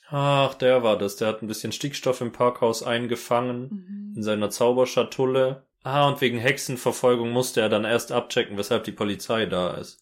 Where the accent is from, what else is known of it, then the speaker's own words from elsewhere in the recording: Hechingen, Baden-Württemberg, Germany; Das ist ein sehr präzises Bild von dem Ort, wo ich aufgewachsen bin. Hechingen umgeben von Kartoffelfeldern